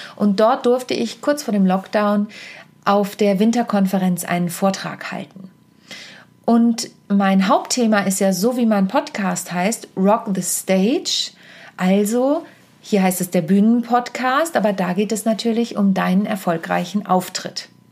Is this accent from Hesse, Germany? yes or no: no; Wittingen, Lower Saxony, Germany; in meiner Heimat in der Lüneburger Südheide in Wittingen